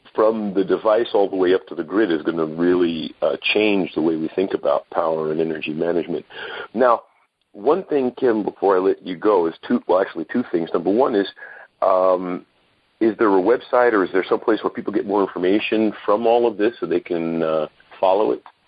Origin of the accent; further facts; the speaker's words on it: New York City, New York, United States; also born or lived in Brooklyn, New York; I'm a Brooklynite, grew up in Queens, uh, New York State.